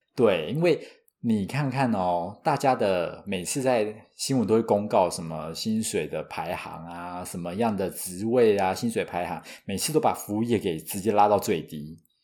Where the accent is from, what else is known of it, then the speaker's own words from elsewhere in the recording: Taiwan; 我是土生土长没离开过亚洲，超 local 的